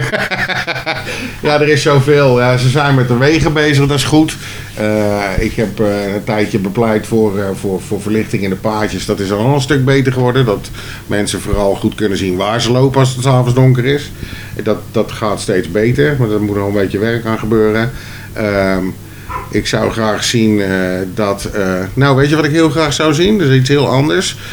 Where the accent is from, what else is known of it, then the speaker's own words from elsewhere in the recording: Soesterberg, Utrecht, Netherlands; ben geboren en getogen in Soesterberg